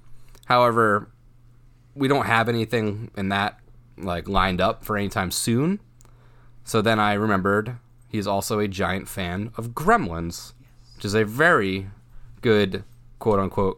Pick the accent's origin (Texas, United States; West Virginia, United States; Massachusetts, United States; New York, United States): Massachusetts, United States; So we're from Massachusetts